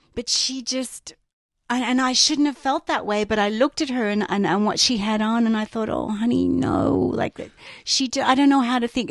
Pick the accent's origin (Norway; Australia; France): Australia; growing up in Australia